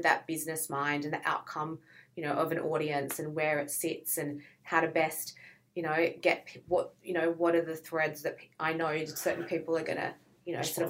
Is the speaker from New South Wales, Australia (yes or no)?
yes; Sydney, New South Wales, Australia; From Sydney.